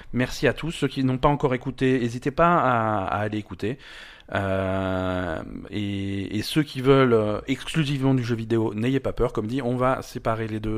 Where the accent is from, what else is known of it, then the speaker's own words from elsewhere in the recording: France; on est français